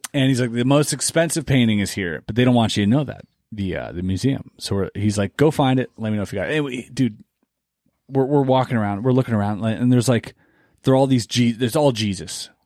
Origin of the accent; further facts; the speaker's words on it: near Basel, Baden-Württemberg, Germany; moved away; where I grew up in, in where Berlin is, is like a six to eight hour train ride